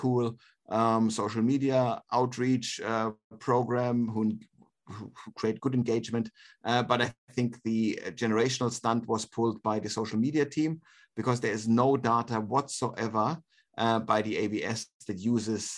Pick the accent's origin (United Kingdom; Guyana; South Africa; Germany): Germany; now in Australia; Germany, my home country